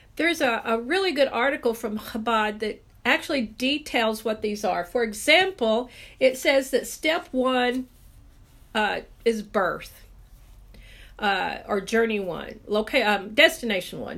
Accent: Texas, United States

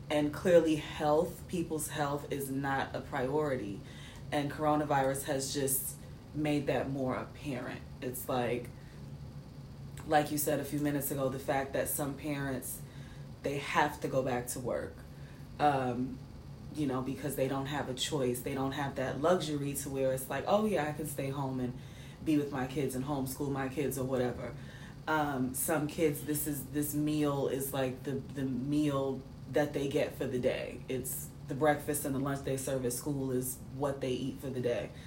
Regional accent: Maine, United States; Yeah, I'm from Maine.

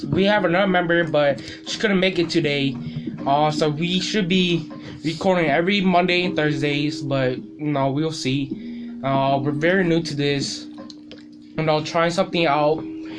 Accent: Minnesota, United States; I'm Hmong. I was born in Minnesota. I've been living in Minnesota ever since. I have three brothers. I'm the second youngest in the family. I'm 17.

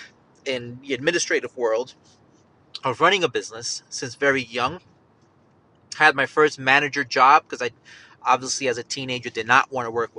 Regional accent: Yonkers, New York, United States; moved away as an adult; also born or lived in Bronx, New York; now in Charlotte, United States; I'm actually from Yonkers, New York, raised in Yonkers, New York.

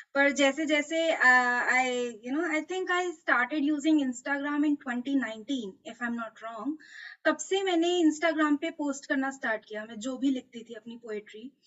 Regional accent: Delhi, India; मैं दिल्ली से हूँ

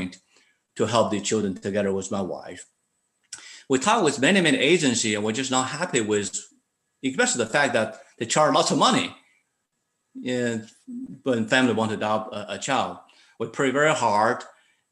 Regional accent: China; English is a second language; moved away as an adult; now in United States; as an English professor in China

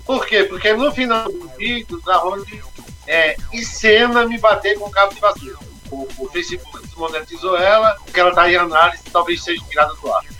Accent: Recife, Pernambuco, Brazil; now in Campo Grande, Brazil; eu sou nascido em Recife, a minha família é toda de, de sertânia

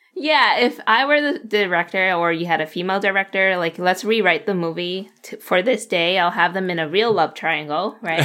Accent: United States; English is a second language; a young Asian American female growing up in America

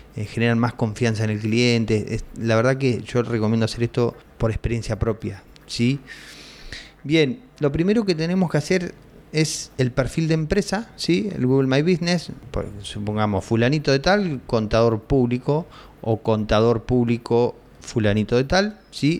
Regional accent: Argentina; acá en mi país, en Argentina

